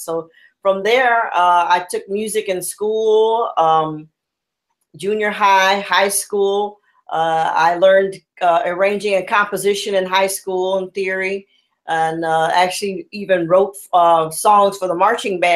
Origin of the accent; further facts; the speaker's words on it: Los Angeles, California, United States; also born or lived in Chicago; I growing up in the Crenshaw area for me was very family orientated